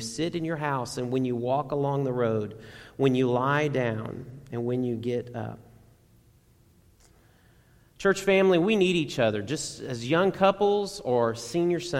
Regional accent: Garland, Texas, United States; I grew up in Garland, and Dad would commute to Irving

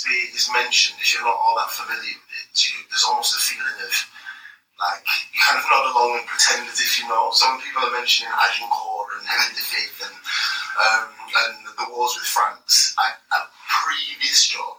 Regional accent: Grenada; now in United Kingdom; as a man of Caribbean heritage, when I was born in Grenada

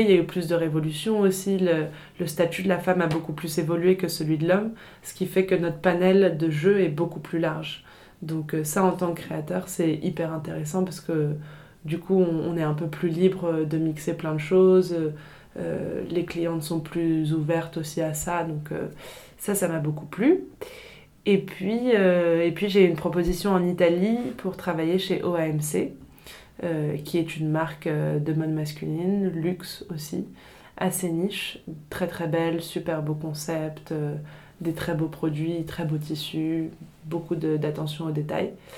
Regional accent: Paris, Île-de-France, France; also born or lived in England / Italy; je suis née et j'ai grandi euh, à Paris

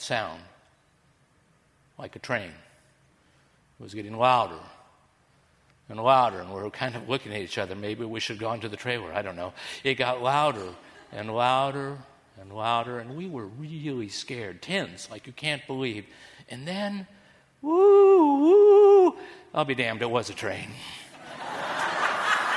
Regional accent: Kansas, United States; now in Florida, United States; I'm a kid from Kansas

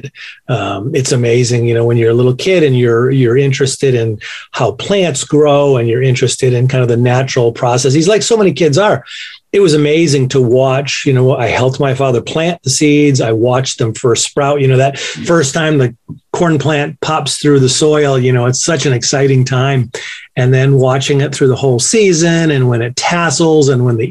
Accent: Western Massachusetts, United States; I grew up here in Western Massachusetts on a farm, still farm to this day

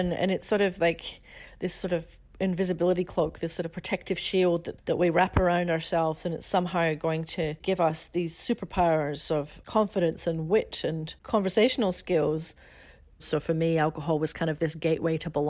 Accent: Scotland, United Kingdom; When I was growing up in Scotland

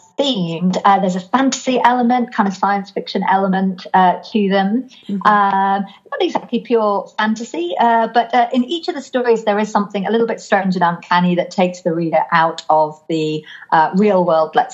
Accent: Lake District, North West England, United Kingdom; now in Norwich, United Kingdom; I was brought up in the Lake District in the north of England, which is a very beautiful, very wild place.

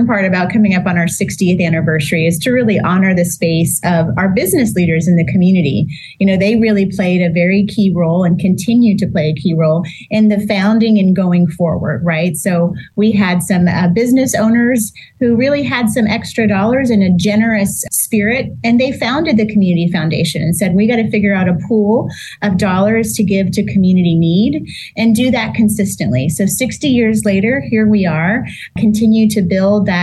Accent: Corpus Christi, Texas, United States; moved away as an adult; now in San Antonio, United States; I'm originally from Corpus Christi

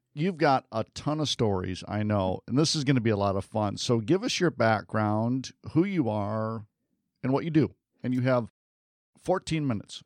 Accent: Midwest, United States; moved away; I grew up in the Midwest

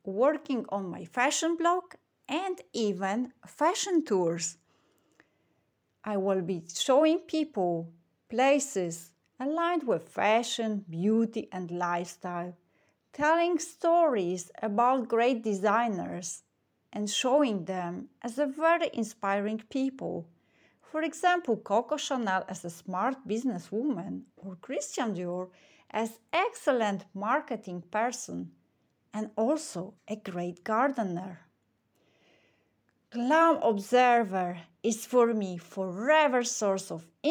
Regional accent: Warsaw, Masovian Voivodeship, Poland; I'm from Warsaw in Poland.

